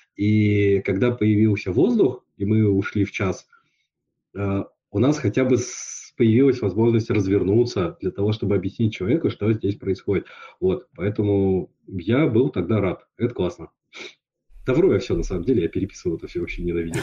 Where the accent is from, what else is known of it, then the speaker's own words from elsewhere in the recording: Yakutsk, Sakha Republic, Russia; я вырос в Якутске, это было очень специфическое, да, то есть шесть месяцев в году зима